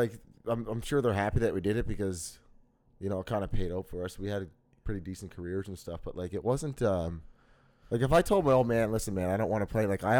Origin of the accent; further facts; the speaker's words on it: Halifax, Nova Scotia, Canada; also born or lived in Williamswood, Nova Scotia; I grew up in Spryfield.